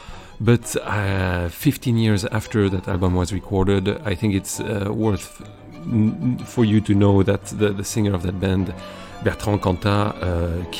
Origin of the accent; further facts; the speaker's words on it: south of France, France; I grew up in South of France